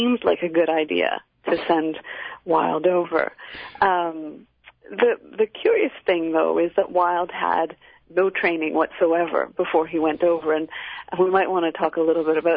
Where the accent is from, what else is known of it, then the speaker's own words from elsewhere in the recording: Canada; also born or lived in Cambridge; I was a student at Cambridge myself, and I'm Canadian